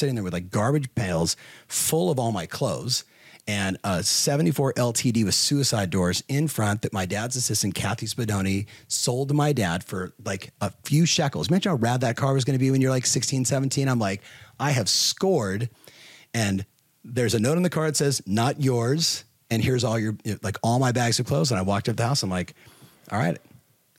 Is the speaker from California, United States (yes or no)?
yes; Southern California, United States; I was growing up in Southern California